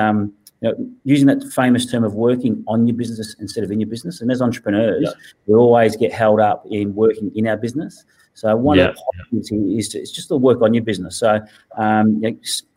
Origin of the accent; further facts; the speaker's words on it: Victoria, Australia; moved away as an adult; also born or lived in Western Australia / Balranald, New South Wales; we're both originally from Victoria